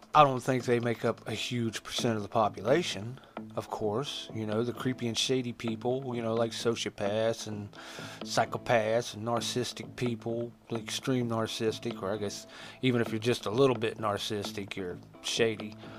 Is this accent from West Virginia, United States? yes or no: yes; Huntington, West Virginia, United States; born or raised there